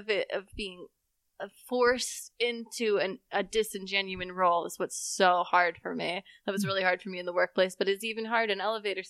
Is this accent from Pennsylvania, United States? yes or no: yes; Philadelphia, Pennsylvania, United States; How do you know I'm from Philadelphia?